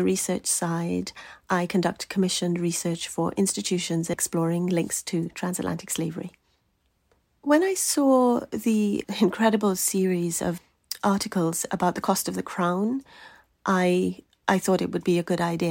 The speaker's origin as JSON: {"language": "English", "country": "Trinidad & Tobago", "tie": "born or raised there", "moved": "yes", "said": "I grew up in Trinidad."}